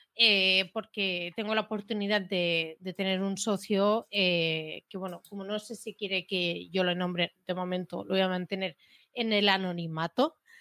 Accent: Premià de Mar, Catalonia, Spain; Soy catalana

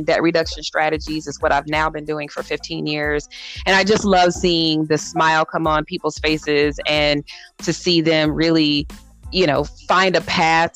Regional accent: Southfield, Michigan, United States; moved away as an adult; now in Arizona, United States; I grew up in Michigan, a suburb right outside Detroit, Southfield

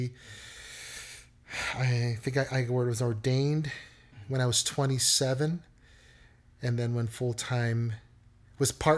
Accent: Chicago, Illinois, United States; I was born and raised here in Chicago. I am a native Chicagoan.

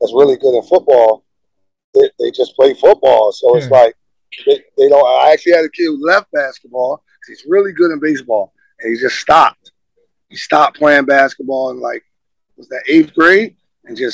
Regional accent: Philadelphia, Pennsylvania, United States; I'm from Philadelphia

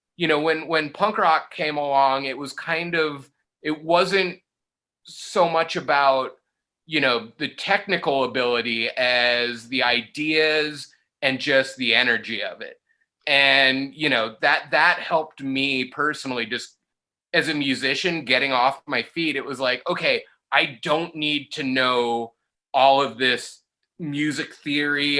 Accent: Palm Desert, California, United States; I grew up technically I grew up in Palm Desert

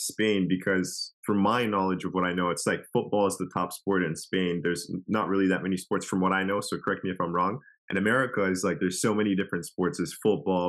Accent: Canada; I'm Canadian born

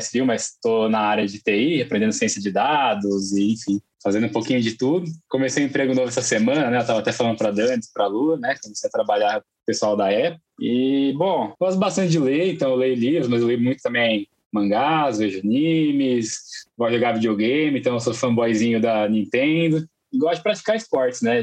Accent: São José dos Campos, São Paulo, Brazil; eu sou de São José dos Campos, né, aqui do interior de São Paulo. Eu morei em São Paulo por 10 anos

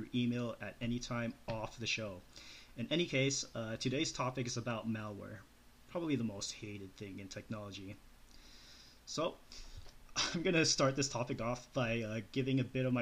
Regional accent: Calgary, Alberta, Canada; moved away as an adult; also born or lived in Loma Linda, California; I was born and raised in Calgary, Alberta, Canada, and moved to Loma Linda, California late 2011 to pursue my studies in IT.

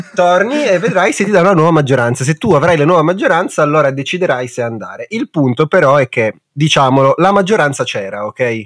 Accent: Italy; Noi perché siamo nati in Italia?

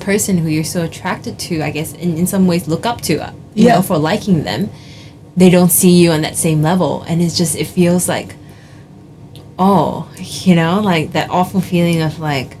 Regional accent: India; because I am not Chinese, because I'm Indian, right?

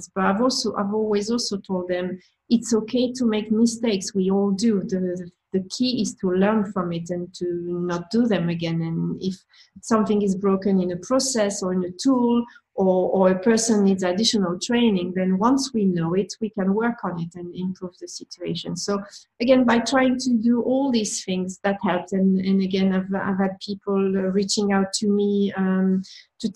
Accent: France; accent: French; English is a second language; with my accent, with my French accent

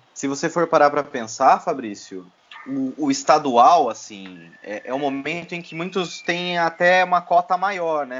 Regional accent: Votorantim, São Paulo, Brazil; um clube empresa lá da minha cidade natal

